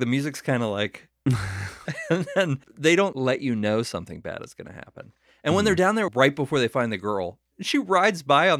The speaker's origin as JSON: {"language": "English", "region": "Texas", "country": "United States", "said": "Yeah, it's sticky. And we're from Texas."}